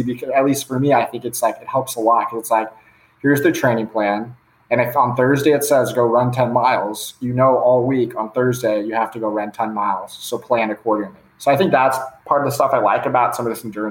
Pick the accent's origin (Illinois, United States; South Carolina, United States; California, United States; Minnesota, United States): California, United States; Palos Verdes; also born or lived in Dallas, Texas; I'm from Palos Verdes, California, which is like 30 minutes south of LAX. It's in LA. Grew up just like a typical guy playing high school sports